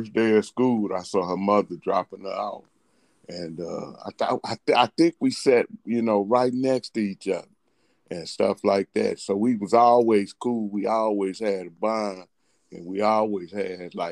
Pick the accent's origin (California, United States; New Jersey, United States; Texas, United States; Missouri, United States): Missouri, United States; St. Louis; But we're from St. Louis. I was born in the projects.